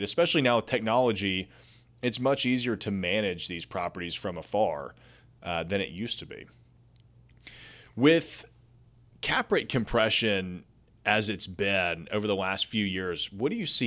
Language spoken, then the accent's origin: English; Nashville, Tennessee, United States; I'm from Nashville